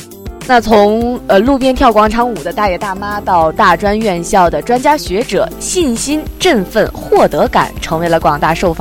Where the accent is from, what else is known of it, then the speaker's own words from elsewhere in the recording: Hebei, China; 你知道我是从那个河北过来的吗？